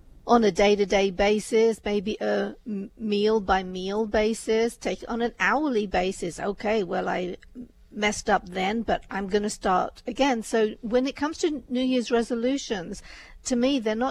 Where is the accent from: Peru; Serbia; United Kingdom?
United Kingdom; I'm a British Indian